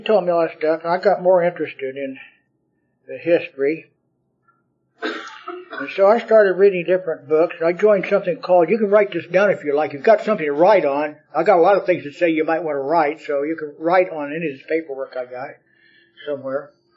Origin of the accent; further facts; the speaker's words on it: Richmond, Indiana, United States; moved away as an adult; also born or lived in Santa Monica, California; I'm from Richmond, Indiana.